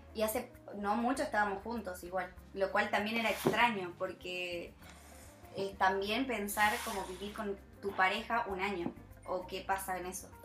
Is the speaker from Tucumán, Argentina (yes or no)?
yes; Tucumán, Argentina; moved away as an adult; also born or lived in France; para nosotros como argentinos